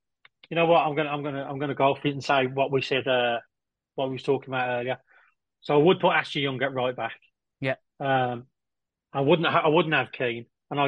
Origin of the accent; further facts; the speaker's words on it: Liverpool, North West England, United Kingdom; I'm from the Anfield.